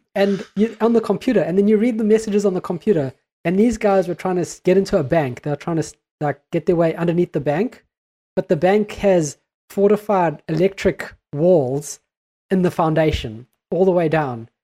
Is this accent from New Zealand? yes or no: yes; New Zealand; we are a Kiwi podcast